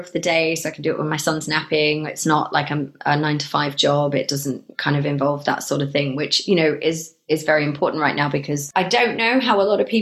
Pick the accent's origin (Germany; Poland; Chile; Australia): Australia; moved away as an adult; also born or lived in Melbourne, Australia / England; now in Bristol, United Kingdom; having grown up in Australia and being partially Australian